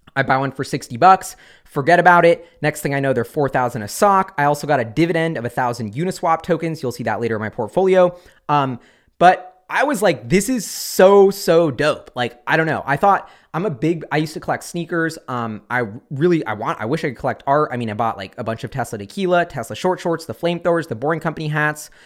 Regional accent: Seattle, Washington, United States; in Seattle, my hometown.

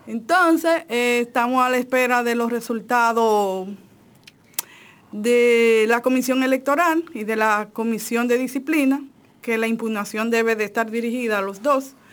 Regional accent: Dajabón, Dominican Republic; yo soy de, de Dajabón. Yo tengo un pensamiento norteño

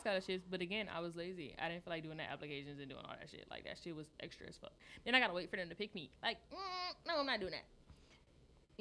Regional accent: Detroit, Michigan, United States; I'm from Detroit

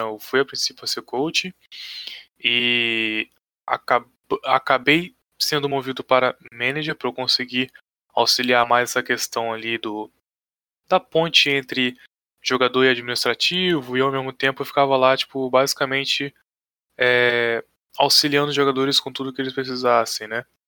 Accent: Pinheiral, Rio de Janeiro, Brazil; Sou de cidade pequena, né? Sou aqui de Pinheiral, cidadezinha minúscula

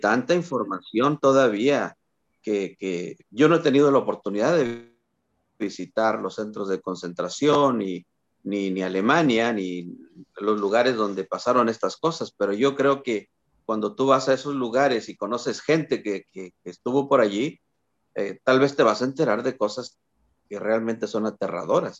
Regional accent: Matehuala, San Luis Potosí, Mexico; cuando yo era niño, recuerdo, tenía seis años, algo así. Eh, iba al kiosquito ahí en mi pueblo, en Matehuala

